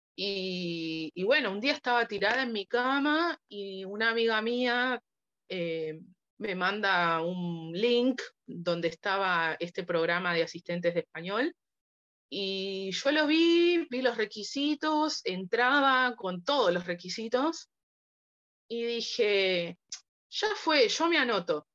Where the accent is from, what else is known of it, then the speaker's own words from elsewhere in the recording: Buenos Aires, Argentina; Soy de Buenos Aires, Argentina